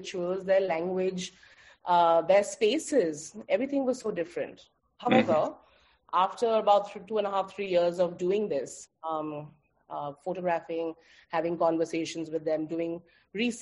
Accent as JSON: {"language": "English", "town": "Kolkata", "region": "West Bengal", "country": "India", "tie": "born or raised there", "moved": "yes", "lives_now": "Goa, India", "said": "I am Bengali. I am born and brought up in Calcutta"}